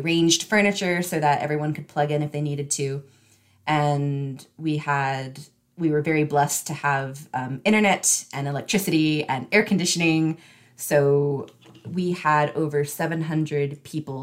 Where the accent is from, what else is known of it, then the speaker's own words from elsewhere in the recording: Northeast Tennessee, United States; now in Charlotte County, United States; I grew up in Northeast Tennessee